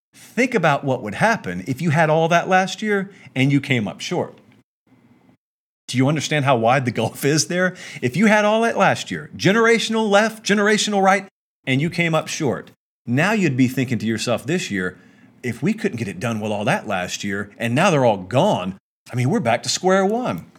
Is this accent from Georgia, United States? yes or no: yes; West Central Georgia, United States; I'm from West Central Georgia